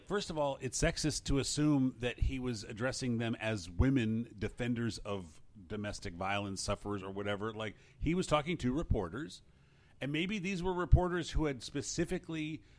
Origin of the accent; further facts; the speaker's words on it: Los Angeles, California, United States; I remember I grew up in the Fairfax district of L.A. I was 3 years there